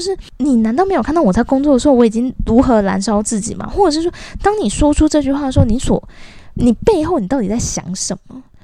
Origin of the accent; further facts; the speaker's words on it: Kaohsiung, Taiwan; moved away; 我从幼稚园的时候就在补习，我以前是高雄人。我们南部有一个非常不好的风俗，就是我们以前的补习班，尤其像我那个乡下地方的那种英语补习班啊，习惯买一送一的